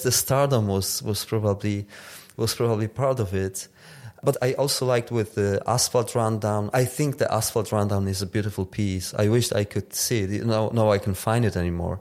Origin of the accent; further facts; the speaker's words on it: Tarnów, Lesser Poland, Poland; the suburbs of my hometown with the chimneys at the background